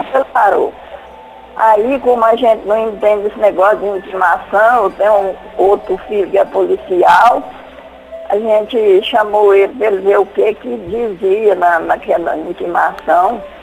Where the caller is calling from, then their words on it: Luz, Minas Gerais, Brazil; Eu falo de Luz, Minas Gerais